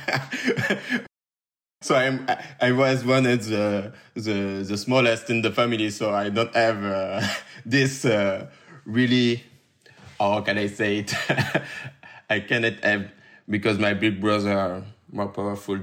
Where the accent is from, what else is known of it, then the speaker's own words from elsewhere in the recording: suburbs of Paris, Île-de-France, France; I grew up in the banlieue of Paris